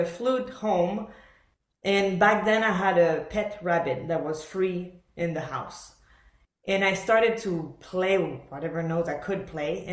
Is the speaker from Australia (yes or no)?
no; Montreal, Quebec, Canada; English is a second language; moved away as an adult; also born or lived in Buenos Aires, Argentina / Philadelphia, United States; now in Nashville, United States; move basically from Buenos Aires. I was born there in Argentina. To Montreal. So I was raised in Montreal